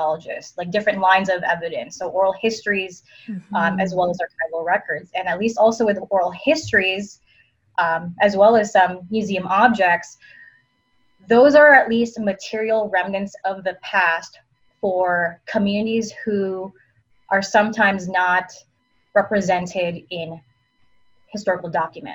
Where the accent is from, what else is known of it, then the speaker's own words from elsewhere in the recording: East Coast, United States; now in Las Vegas, United States; I'm from the East Coast.